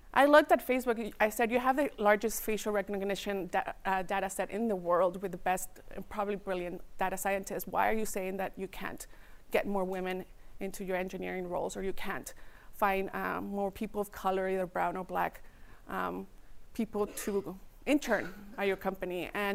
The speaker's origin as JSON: {"language": "English", "town": "Redwood City", "region": "California", "country": "United States", "tie": "born or raised there", "also_born_or_lived": "Mexico", "said": "I am an immigrant, and I grew up in Redwood City. So I was a child. I tell people that my culture and my birthplace is in Mexico, but my hometown is Redwood City."}